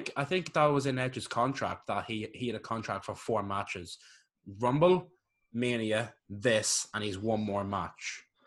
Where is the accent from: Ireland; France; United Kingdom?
Ireland; I'm Irish.